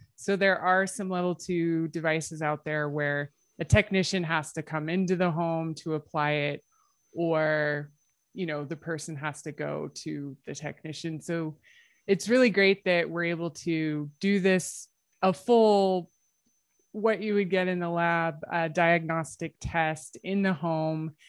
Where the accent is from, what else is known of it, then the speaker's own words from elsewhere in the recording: United States; now in Calgary, Canada; I am American